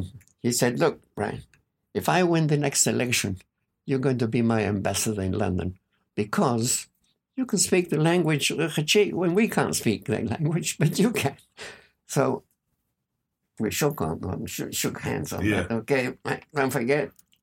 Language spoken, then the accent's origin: English; New Zealand; I was born in New Zealand.